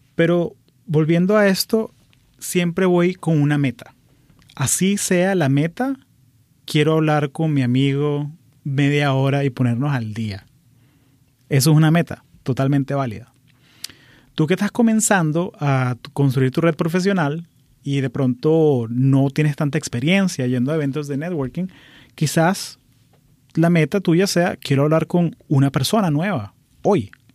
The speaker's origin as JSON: {"language": "Spanish", "country": "Venezuela", "tie": "born or raised there", "moved": "as an adult", "lives_now": "United States", "said": "Nací en Venezuela, pero llevo 20 años viviendo aquí en Estados Unidos"}